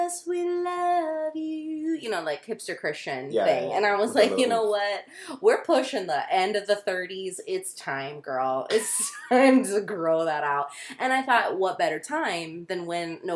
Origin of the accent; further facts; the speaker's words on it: Florida, United States; also born or lived in Dallas area, Texas; It's our homeland